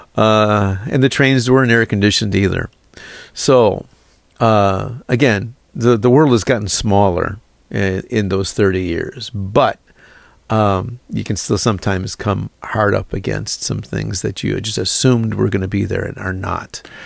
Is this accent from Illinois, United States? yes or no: yes; Chicago, Illinois, United States; moved away; I'm from Chicago